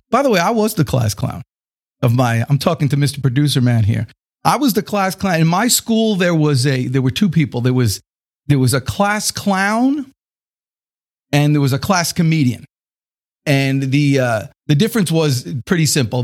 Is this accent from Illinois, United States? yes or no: no; Atlanta, Georgia, United States; I'm from Atlanta